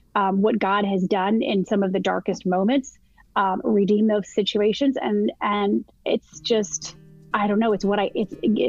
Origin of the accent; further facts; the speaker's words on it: Michigan, United States; moved away as an adult; now in South Carolina, United States; I'm born and raised in Michigan.